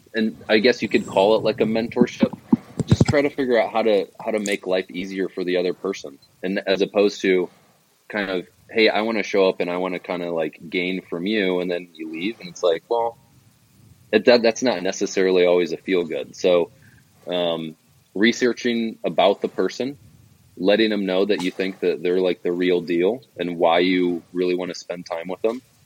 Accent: Davenport, Iowa, United States; moved away as an adult; also born or lived in Colorado; now in Arizona, United States; I grew up in Davenport, Iowa, which is over on the eastern eastern side of the state on the on the Mississippi

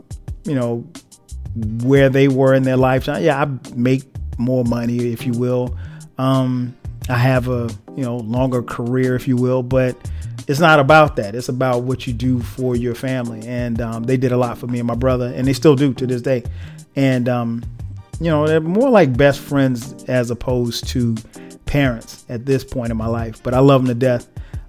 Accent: Florence, South Carolina, United States; also born or lived in Newark, New Jersey; I wasn't born in South Carolina. I was born in New Jersey, Newark, to be exact. That's my dad's side of the family's from. But we moved to Florence when I was like three.

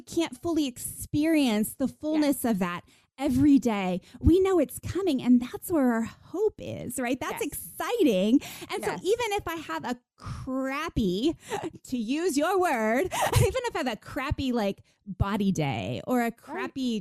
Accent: United States; now in Texas, United States; I grew up near New York

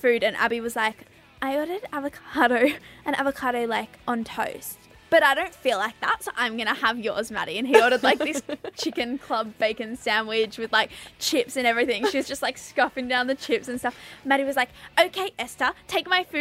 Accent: Victoria, Australia; now in Brisbane, Australia; I'm from Victoria

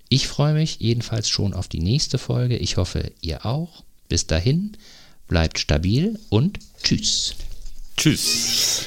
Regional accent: North Rhine-Westphalia, Germany; now in Eckernförde, Germany; ich komme ja aus Nordrhein-Westfalen ursprünglich

